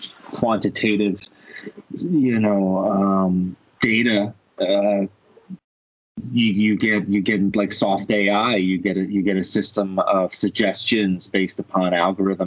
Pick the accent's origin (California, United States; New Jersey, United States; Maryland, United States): New Jersey, United States; I am from North Jersey, Tony. I am a Jerseyan from North Jersey